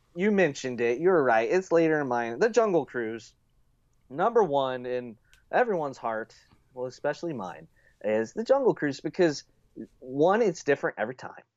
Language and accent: English; United States; As an American